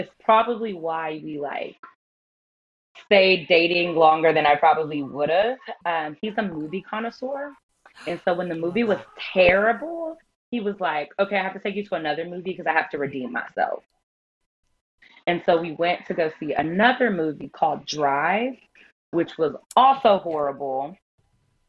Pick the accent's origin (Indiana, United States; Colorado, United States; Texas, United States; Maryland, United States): Texas, United States; moved away; also born or lived in San Diego / Carolina; I am a Texas girl. We're from Texas